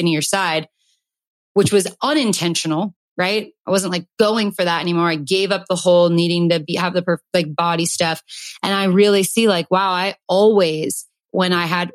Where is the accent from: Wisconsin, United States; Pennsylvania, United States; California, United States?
California, United States; Calabasas; growing up in Calabasas